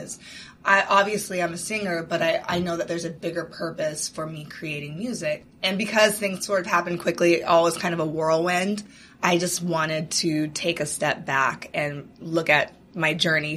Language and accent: English; Seattle, Washington, United States; I'm originally from Seattle